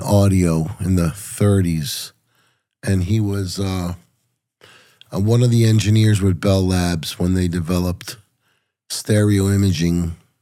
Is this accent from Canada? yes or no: no; Puerto Rico; also born or lived in New York; I was born in New York. My parents were from Puerto Rico